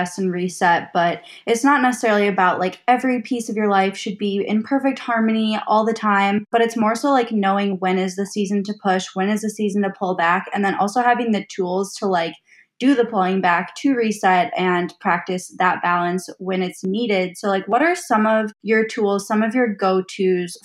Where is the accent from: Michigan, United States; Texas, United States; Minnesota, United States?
Minnesota, United States; I'm from Minnesota